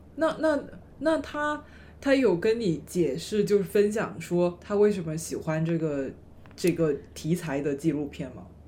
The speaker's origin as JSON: {"language": "Chinese", "region": "Guangdong", "country": "China", "tie": "born or raised there", "accent": "Cantonese (Guangdong) accent", "first_language": "Cantonese", "second_language": "Chinese", "said": "大家听我的普通话就肯定能猜得出来我是哪里人，因为我的普通话有很浓的这个广东的口音嗯。其实我从小到大都是说着粤语长大的嗯。，然后我普通话是上了小学以后才学"}